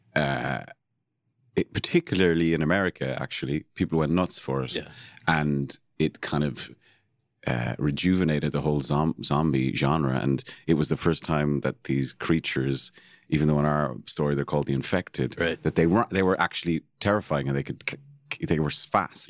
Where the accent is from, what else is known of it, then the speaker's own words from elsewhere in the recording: Cork, Munster, Ireland; I was born and raised in Cork City